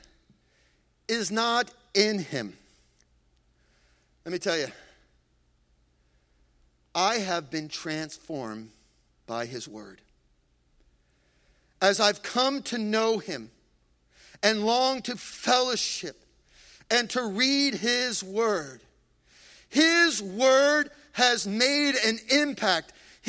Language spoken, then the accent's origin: English; Freehold, New Jersey, United States